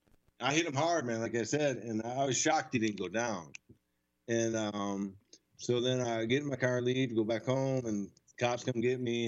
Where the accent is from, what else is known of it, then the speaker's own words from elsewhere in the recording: Flushing, Michigan, United States; I grew up in Flushing, Michigan